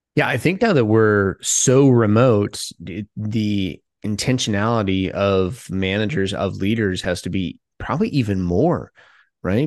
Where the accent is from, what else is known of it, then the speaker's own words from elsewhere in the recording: Midwest, United States; moved away; I'm from the Midwest